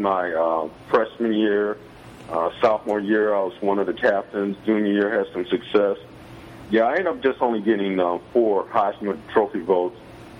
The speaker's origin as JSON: {"language": "English", "town": "Louisville", "region": "Kentucky", "country": "United States", "tie": "born or raised there", "said": "Since I was born there in Louisville"}